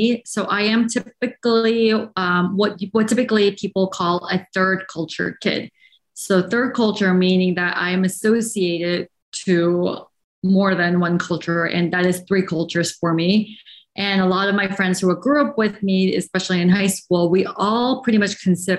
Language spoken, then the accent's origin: English; Shanghai, China; English is a second language; moved away as an adult; now in United States; after growing up in Shanghai, my whole life, then came here for college in the US. And that was my first time ever in the United States.